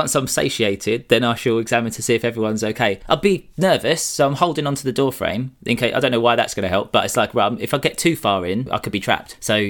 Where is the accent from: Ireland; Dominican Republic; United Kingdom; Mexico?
United Kingdom; Essex, East of England; I'm from Essex